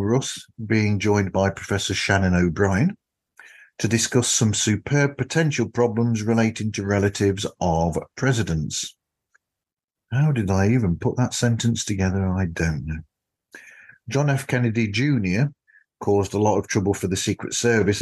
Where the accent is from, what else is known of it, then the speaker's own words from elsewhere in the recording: United Kingdom; as a Brit